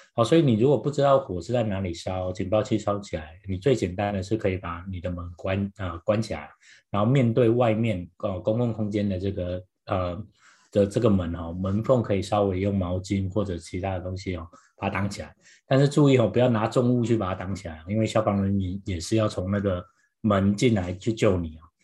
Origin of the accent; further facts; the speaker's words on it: Taiwan; now in United States; 因为我从台湾来